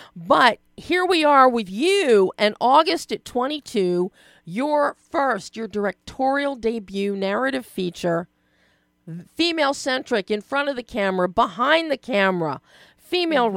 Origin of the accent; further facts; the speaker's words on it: Philadelphia, Pennsylvania, United States; I'm from Philly